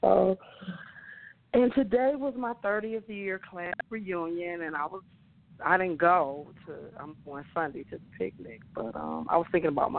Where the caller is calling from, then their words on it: Detroit, Michigan, United States; I'm calling from Detroit.